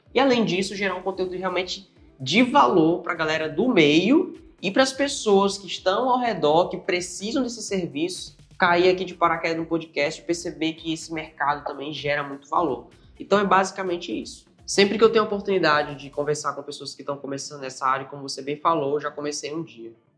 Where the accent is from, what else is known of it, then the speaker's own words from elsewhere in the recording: Altamira, Pará, Brazil; moved away as an adult; now in Natal, Brazil; paraense da Gema, sou lá de Altamira e vim para cá para Natal mais ou menos uns seis anos